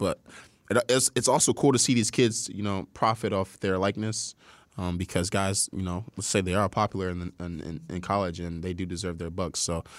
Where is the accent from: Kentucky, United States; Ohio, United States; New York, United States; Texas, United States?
Ohio, United States; I'm from Ohio too